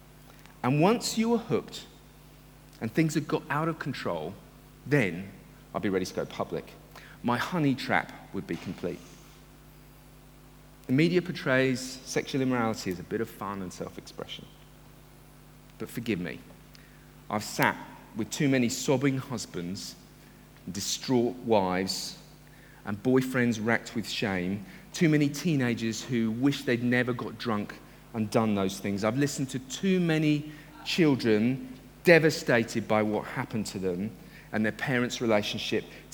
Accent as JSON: {"language": "English", "country": "United Kingdom", "said": "I love being a Brit and coming from Britain"}